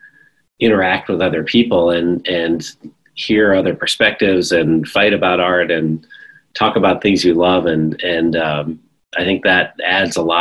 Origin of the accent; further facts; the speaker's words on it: Danbury, Connecticut, United States; I grew up in a small town called Danbury, Connecticut